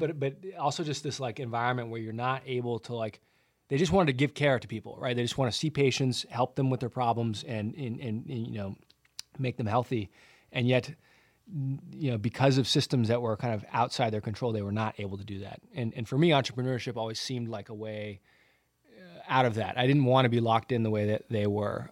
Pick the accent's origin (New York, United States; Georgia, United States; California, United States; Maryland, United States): California, United States; Santa Barbara; I grew up in Southern California in Santa Barbara, which is just the most beautiful place